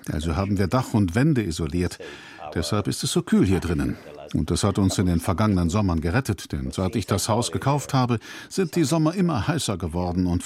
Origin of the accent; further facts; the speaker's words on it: Italy; Auswirkungen der dritten Industrialisierungswelle in Italien direkt mitbekommen. Der Fluss in der Nähe meiner Heimatstadt ist zu einem total verschmutzten, toten, schlammig stinkenden Gewässer geworden.